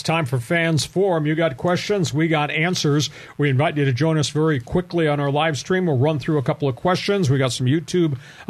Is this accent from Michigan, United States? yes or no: yes; Ironwood, Michigan, United States; now in San Diego, United States; You know, and yeah, I came from Ironwood, Michigan. I'm a Minnesota Twins fan.